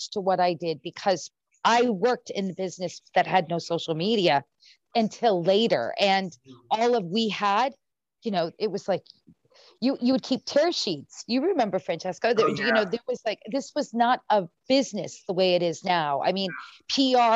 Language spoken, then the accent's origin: English; Rhode Island, United States; moved away; I grew up in Rhode Island